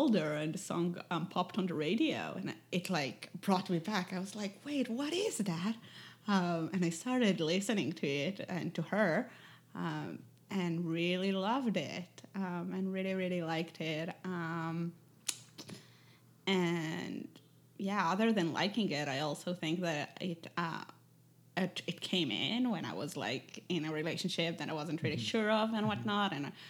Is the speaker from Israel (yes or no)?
yes; Israel; English is a second language; But when I grew up, I think all the way until 16, it was most